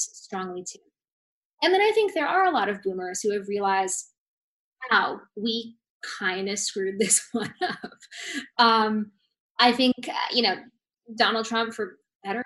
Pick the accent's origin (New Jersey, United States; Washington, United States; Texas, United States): Washington, United States; Seattle; I grew up in Seattle with liberal boomer parents